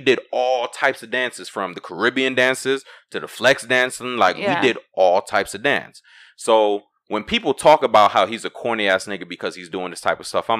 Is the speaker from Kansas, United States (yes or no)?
no; Brooklyn, New York, United States; I'm from New York, Brooklyn. Right. You know, we grew up in that age of flex. So I think it was like every Friday we had Flex in Brooklyn.